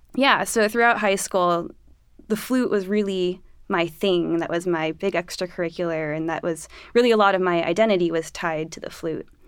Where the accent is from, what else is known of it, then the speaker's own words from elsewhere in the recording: Los Angeles, California, United States; moved away; I'm from Los Angeles